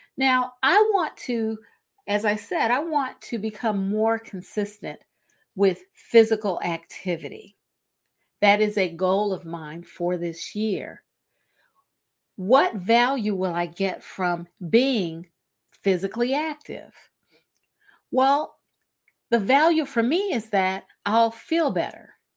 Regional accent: Cleveland, Ohio, United States; in Northeast Ohio, in Cleveland, um, my hometown

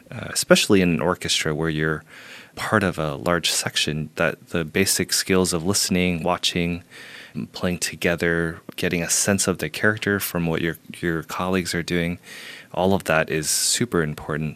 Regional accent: Houston, Texas, United States; moved away as an adult; also born or lived in Beijing, China; now in New York, United States; I grew up in Houston

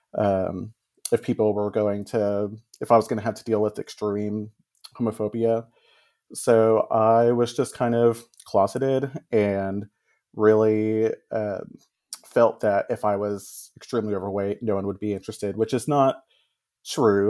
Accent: Texas, United States; I grew up here in Texas

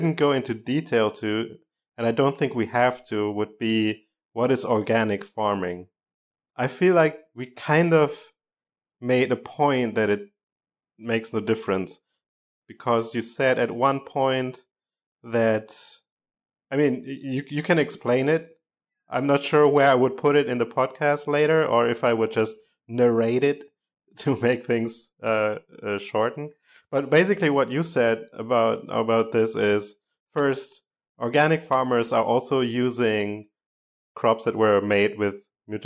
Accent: Germany; moved away; I grew up in Germany and it was always like, yeah, in summer we get rain like once a week

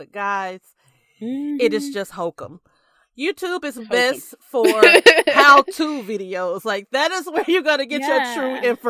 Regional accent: United States; I could be wrong because I'm very American.

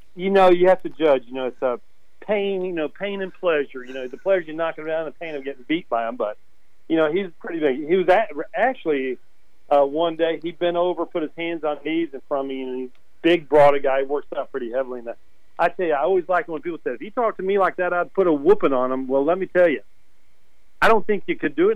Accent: Irving, Texas, United States; now in Lipan, United States; I grew up in the Metroplex of Dallas Fort Worth. Uh, my family lived in Irving

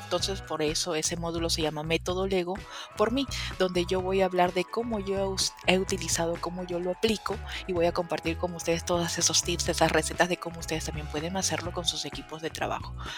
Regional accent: Peru; yo soy peruana

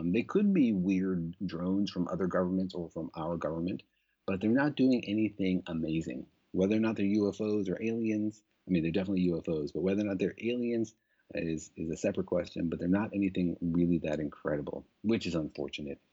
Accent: Los Alamos, New Mexico, United States; I grew up in Los Alamos. I'm from that area.

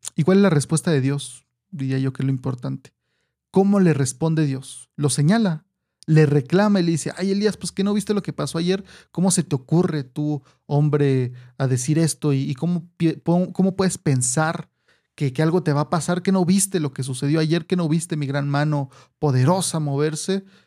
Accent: Mexico; nosotros aquí en México

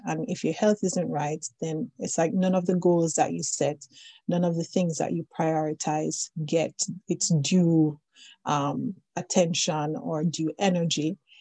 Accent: Jamaica; now in Newfoundland, Canada; I am originally from Jamaica, but I've been around the world a bit. And at this moment, I am speaking with you from the island of Newfoundland

